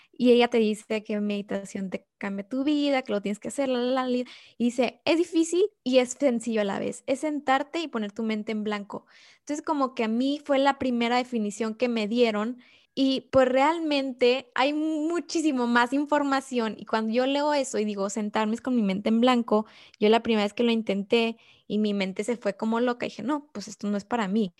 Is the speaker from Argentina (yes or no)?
no; Mexico; nosotras tres somos mexicanas